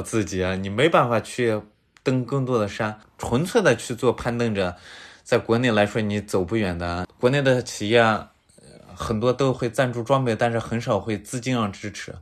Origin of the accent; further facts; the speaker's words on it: Linxia, Gansu, China; 我是，呃，甘肃临夏的